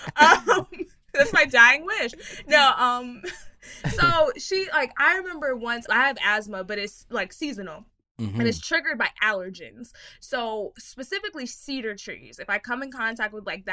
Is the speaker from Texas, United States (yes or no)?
yes; Texas, United States; I'm from Texas